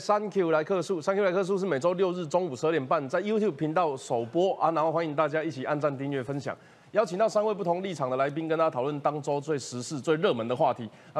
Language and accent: Chinese; Kaohsiung, Taiwan; 跟我一样是从高雄上来的。